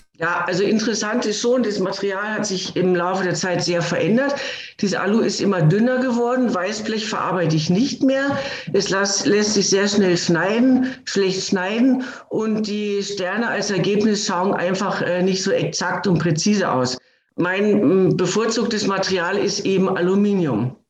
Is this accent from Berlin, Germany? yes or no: no; Hanover, Lower Saxony, Germany; moved away; Meine Heimatstadt ist Hannover